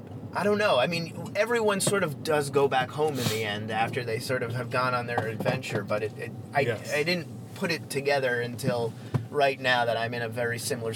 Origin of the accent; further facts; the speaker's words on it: New York City, New York, United States; also born or lived in Manhattan; now in Los Angeles, United States; Born and raised in Queens. Yeah. And grew up in Queens. And then I moved to Manhattan